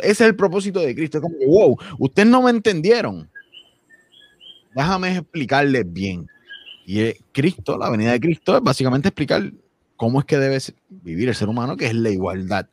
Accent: Villalba, Puerto Rico; Yo soy de Villalba

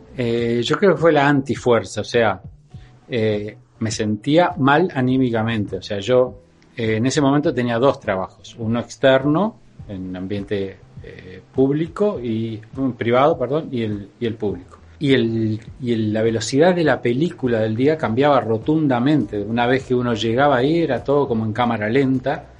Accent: Uruguay

